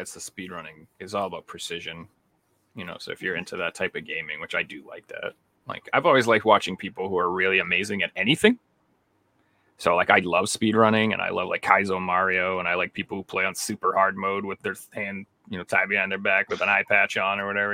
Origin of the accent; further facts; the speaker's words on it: United States; I'm from America